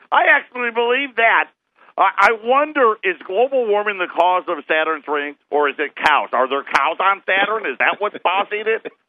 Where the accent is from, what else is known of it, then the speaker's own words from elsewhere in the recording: New York, United States; moved away; I grew up in New York